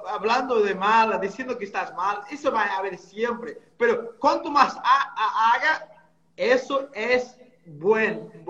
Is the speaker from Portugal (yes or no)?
yes; Portugal; Spanish is a second language; moved away; 2003 que, que, salí de Portugal y en 2008 empecé a trabajar con, directamente con...